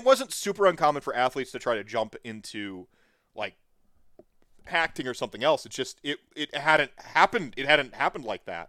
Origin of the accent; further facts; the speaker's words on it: Winona, Minnesota, United States; I'm a cheesehead from Winona, Minnesota.